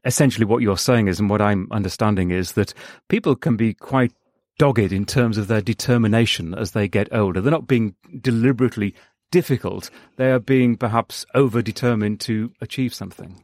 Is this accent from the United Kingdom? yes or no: yes; United Kingdom; now in Los Angeles, United States; my home country, the U K